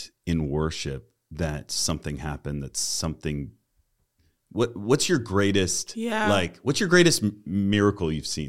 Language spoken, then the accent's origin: English; Massachusetts, United States; I grew up in Massachusetts.